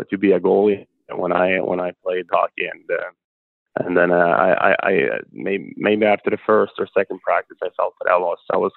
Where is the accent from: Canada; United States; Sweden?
Sweden; moved away as an adult; It started off in my hometown, Juzio